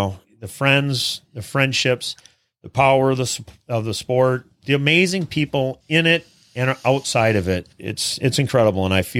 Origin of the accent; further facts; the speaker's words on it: Minnesota, United States; I'm from Minnesota.